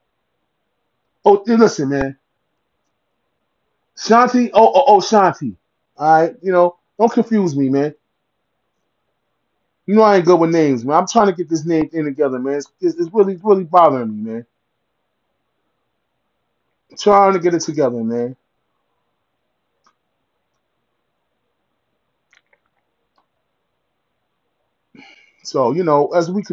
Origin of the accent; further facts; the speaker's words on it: Ossining, New York, United States; I'm from Westchester County, Ossining, New York, Sing Sing Prison